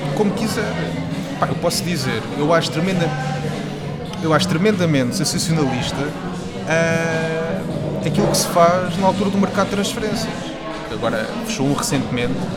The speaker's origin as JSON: {"language": "Portuguese", "town": "Aveiras de Cima", "region": "Lisbon", "country": "Portugal", "said": "com a minha terra. Eu sou de, de sou de Aveiras de Cima."}